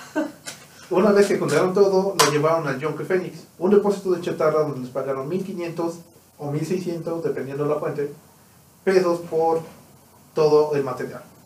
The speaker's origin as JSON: {"language": "Spanish", "country": "Mexico"}